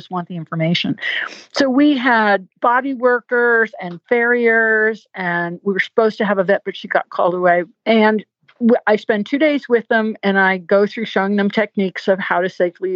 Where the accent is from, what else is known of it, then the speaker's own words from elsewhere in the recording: New England, United States; now in Virginia, United States; I'm from New England and the roads are all windy, twisty. And I've been living in Virginia so long